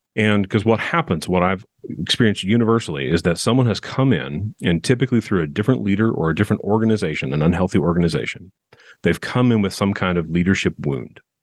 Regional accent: Southern California, United States; now in Nashville, United States; I'm originally from Southern California

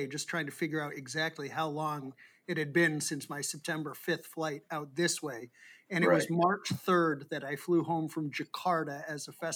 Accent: Boston, Massachusetts, United States; I'm from Boston myself

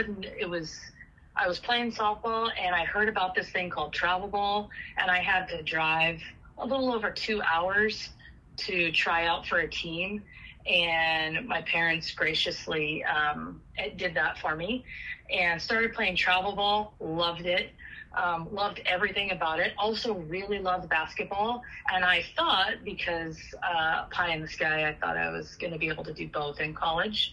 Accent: Sonora, California, United States; moved away as an adult; also born or lived in Chico, California; I'm originally from Sonora, which is about 3.5 hours from Chico, and it's in the Sierra Nevadas, kind of on the west side of Yosemite up in the Sierra Nevadas

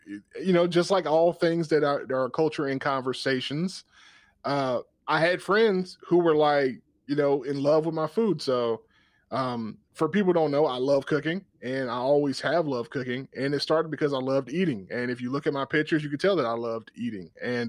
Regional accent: Georgia, United States; I grew up in South Georgia, and I could get a great meal.

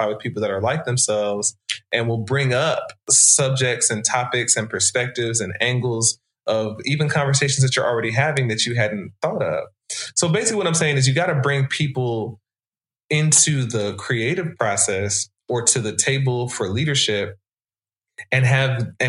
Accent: Atlanta, Georgia, United States; I grew up in Atlanta in a Christian context, mostly as a Black person to Jamaican immigrants

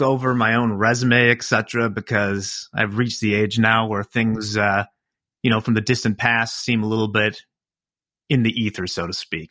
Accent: River Forest, Illinois, United States; born or raised there; also born or lived in Chicago, Illinois

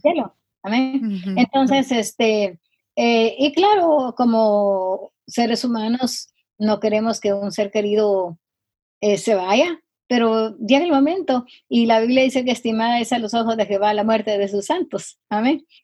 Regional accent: Guatemala; now in Rowland Heights, United States; soy guatemalteca. Eh, me crié con una mi tía

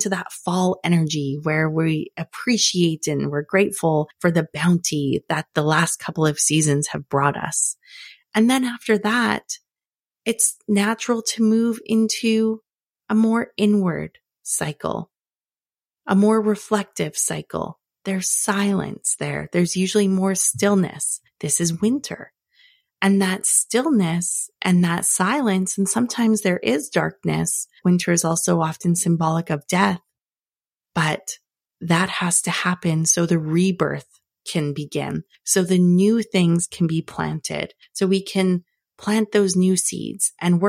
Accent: Northern Canada, Canada; Okay, maybe I've been a little annoyed when it's freezing cold because I grew up in Northern Canada

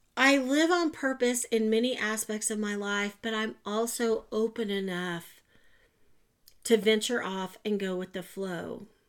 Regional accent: Oklahoma, United States; I'm from Oklahoma. I've lived other places. I always come back. I just want to live here

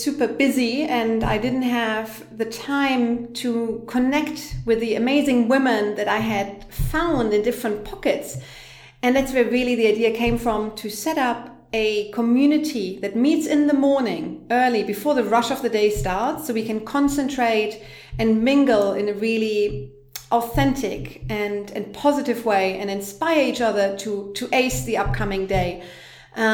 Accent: Germany; moved away as an adult; also born or lived in London; now in Berlin, Germany; I am originally from Germany

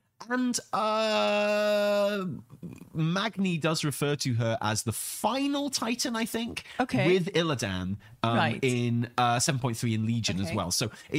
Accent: Wales, United Kingdom; But also I'm Welsh and Italian, and I have real difficulties with Welsh and Italian languages because they're so heavily rhotic.

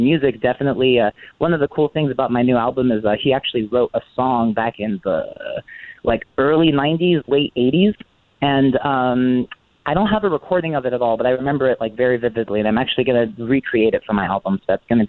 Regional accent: Coachella Valley, California, United States; I am a Coachella Valley native, born and raised. I'm 26 now. Yeah, I've been here my whole life

